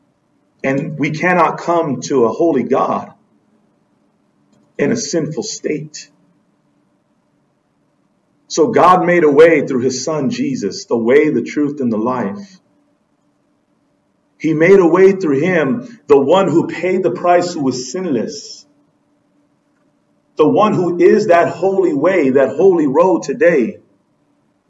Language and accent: English; Southern California, United States; we're from Southern California